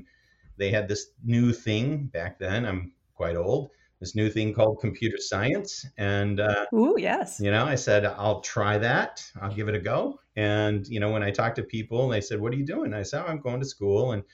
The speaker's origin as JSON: {"language": "English", "region": "Michigan", "country": "United States", "tie": "born or raised there", "said": "I grew up in Michigan in a small town of about 200 people"}